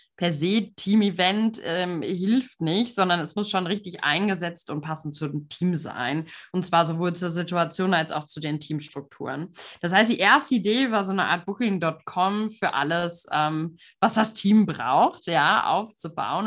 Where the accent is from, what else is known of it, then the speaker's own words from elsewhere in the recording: Frankfurt, Hesse, Germany; moved away as an adult; also born or lived in Münsterland; ich bin auch aufgewachsen hier in der Frankfurter Region